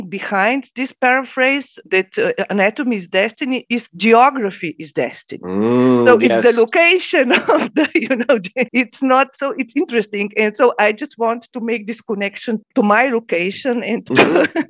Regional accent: Ljubljana, Slovenia; I was born in Ljubljana at a certain point in time.

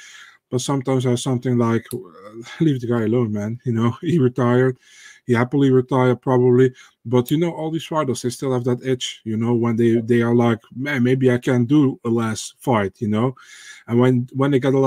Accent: Netherlands; I'm from the Netherlands.

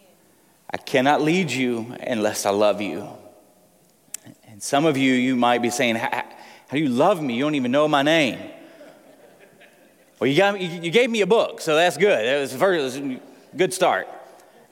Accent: Tennessee, United States; I'm from Tennessee

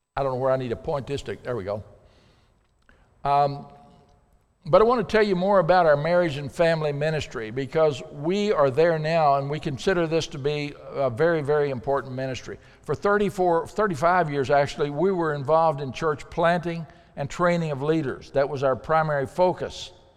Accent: Pocahontas, Arkansas, United States; moved away as an adult; also born or lived in Africa; I'm from Pocahontas

